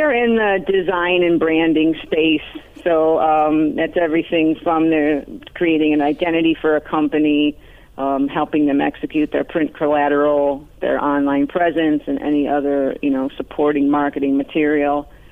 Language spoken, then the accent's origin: English; Arcade, New York, United States; now in South Florida, United States; A very small town outside of Buffalo, New York, called Arcade, like the video game